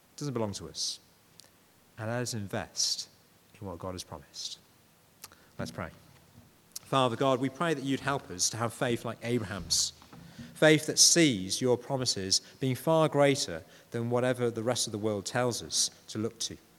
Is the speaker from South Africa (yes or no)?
no; Yorkshire and the Humber, United Kingdom; I'm a Yorkshireman